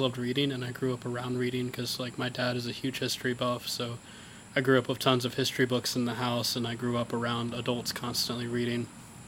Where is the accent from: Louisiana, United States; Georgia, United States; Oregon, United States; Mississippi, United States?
Mississippi, United States; Caledonia; I grew up in Caledonia, and it was just an understanding that when I graduated high school, I'd probably go to EMCC